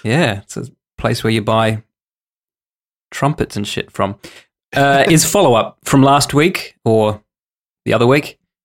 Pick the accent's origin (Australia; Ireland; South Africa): Australia; we're Australian